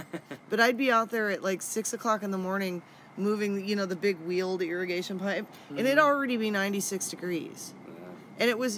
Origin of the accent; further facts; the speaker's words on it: Boise, Idaho, United States; moved away; Hey, I grew up in Boise.